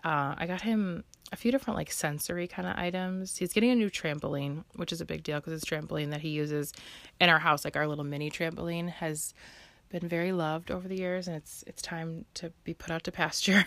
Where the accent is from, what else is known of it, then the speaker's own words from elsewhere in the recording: Chicago, Illinois, United States; I'm local to the Chicagoland area and I've lived here my whole life.